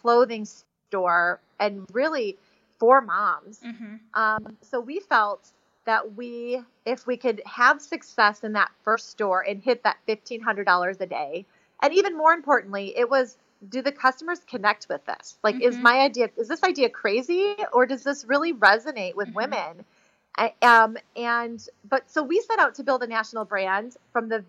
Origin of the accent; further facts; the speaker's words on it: Chicago, Illinois, United States; I was raised in Chicago